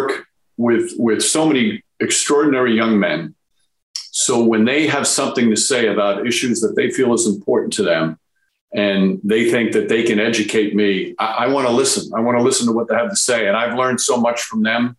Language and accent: English; Yonkers, New York, United States; I grew up in Yonkers, right on the Yonkers Bronx line in New York